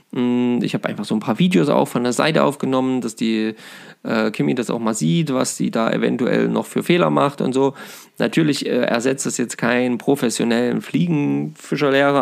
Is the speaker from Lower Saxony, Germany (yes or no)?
no; Saxony-Anhalt, Germany; hier bei uns in Sachsen-Anhalt